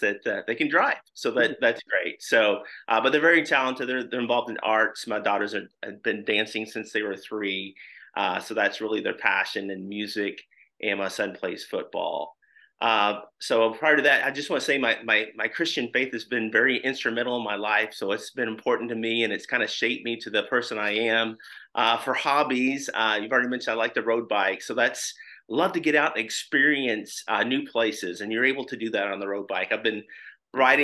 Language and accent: English; Louisville, Kentucky, United States; moved away as an adult; now in Indianapolis, United States; I was born and raised in Louisville, Kentucky, but we've been here in the Indianapolis area since 1998.